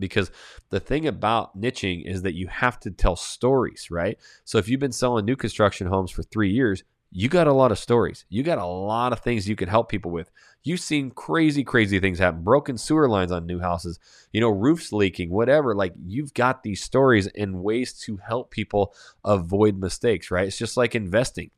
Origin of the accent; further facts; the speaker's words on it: Coeur d'Alene, Idaho, United States; I'm from Coeur d'Alene, Idaho, just south Canadian border